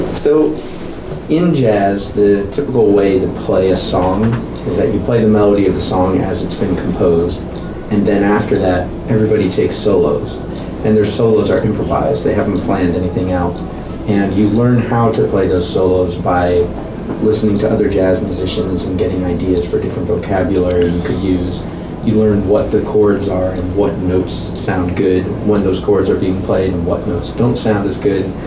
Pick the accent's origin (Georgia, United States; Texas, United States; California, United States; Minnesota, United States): California, United States; Orinda; moved away as an adult; also born or lived in New York City; I'm from the East San Francisco Bay Area, city called Orinda